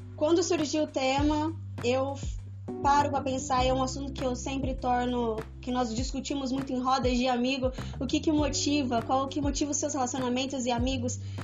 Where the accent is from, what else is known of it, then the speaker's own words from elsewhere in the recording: Lins, São Paulo, Brazil; sou de Lins, São Paulo